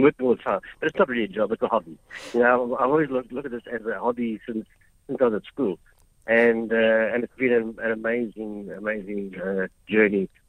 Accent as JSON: {"language": "English", "town": "Durban", "region": "KwaZulu-Natal", "country": "South Africa", "tie": "born or raised there", "said": "I came from Brighton Beach. That's where I grew up and learned to surf."}